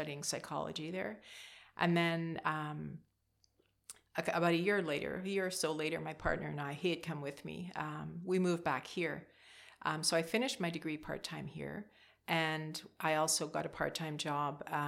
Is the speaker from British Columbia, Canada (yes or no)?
no; Vankleek Hill, Ontario, Canada; also born or lived in Montreal / Hawkesbury; they moved here from Montreal when I was about six. So I went to Hawkesbury Public School